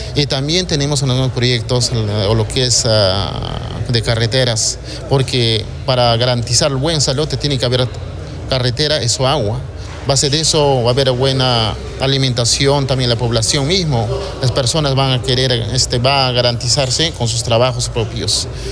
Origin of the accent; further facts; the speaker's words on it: San Miguel de Chaccrampa, Apurímac, Peru; Yo vengo de un distrito tan humilde, pobre, extrema pobreza, mayoría de la población. Te hablando, yo soy alcalde de San Miguel de Chajrampa